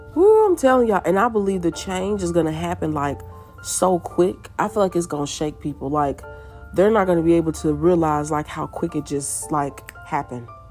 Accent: United States; a person that was born and raised in America

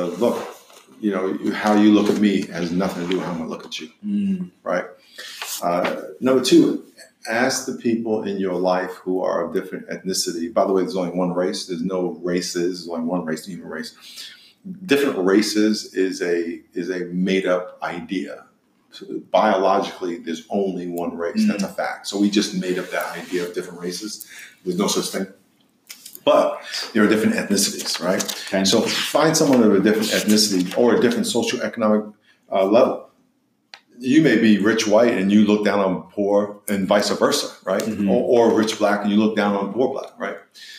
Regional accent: Long Island, New York, United States; And I'm from New York, so Long Island. So it was so much fun.

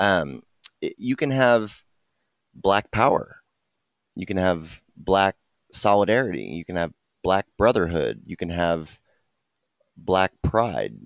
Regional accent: Dallas, Texas, United States; I'm born and raised in Dallas, Texas

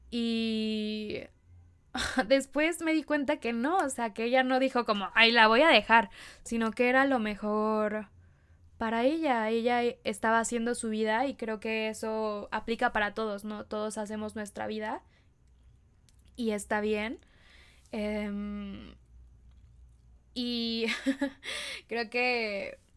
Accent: Querétaro, Mexico; born there; also born or lived in Veracruz / State of Mexico; viví en, nací en Querétaro, después viví en Veracruz, después me regresé a vivir a Querétaro y ahora vivo en el Estado de México

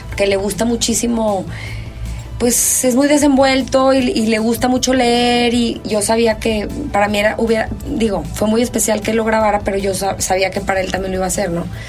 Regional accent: Mexico; así somos los mexicanos

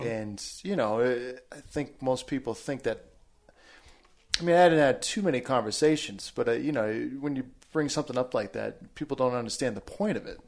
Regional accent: about an hour outside of Boston, Massachusetts, United States; I was born in New England, in Massachusetts, just about an hour outside of Boston, right on the New Hampshire border. Um, grew up there most of my life

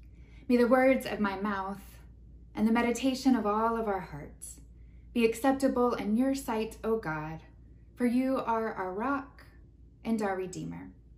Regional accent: West Texas, United States; I'm from West Texas, so I grew up surrounded by flatland and tumbleweeds and dust storms. There weren't trees or water. They were desert-like conditions.

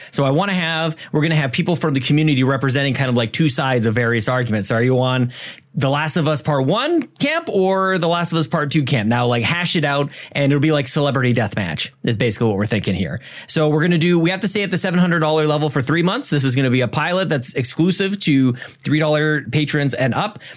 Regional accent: Canada; We're Canadian

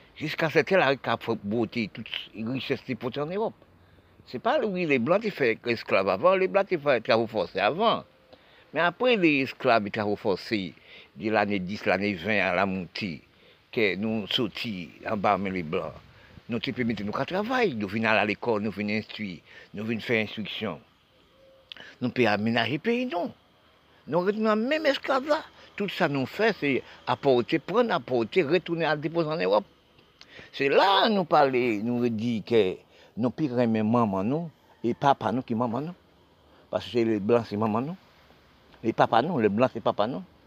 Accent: Haiti; Haïti c'est mon pays, et je suis né

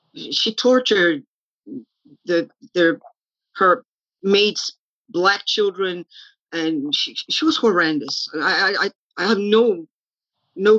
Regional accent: São Paulo, Brazil; moved away; also born or lived in Gainesville; I was born in São Paulo, Brazil

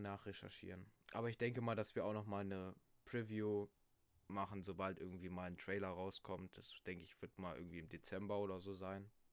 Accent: Germany; Bei uns in Deutschland

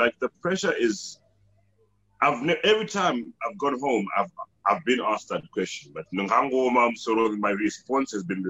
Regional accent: Zimbabwe; we are all from Zimbabwe.

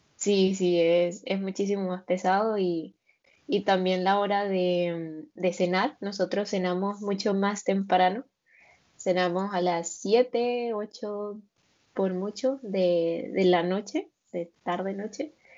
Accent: Venezuela; moved away as an adult; also born or lived in Norway / Colombia; now in Alicante, Spain; yo soy de Venezuela, de una ciudad que está muy cerca de Colombia. Y, y bueno, sí, soy de Venezuela, toda, casi toda mi vida viví allí.

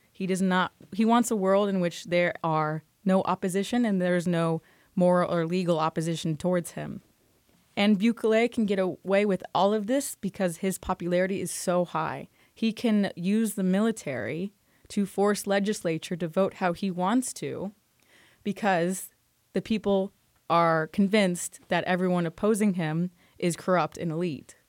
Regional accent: United States; as an American researcher

